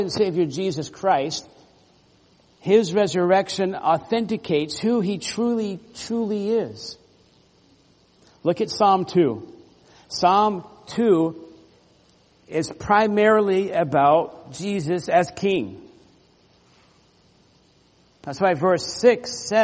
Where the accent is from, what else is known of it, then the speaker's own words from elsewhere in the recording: Orlando, Florida, United States; When I was growing up in Florida, there were times, living in Central Florida, Orlando